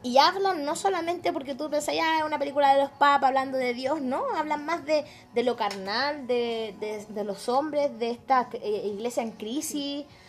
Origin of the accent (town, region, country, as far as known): Chile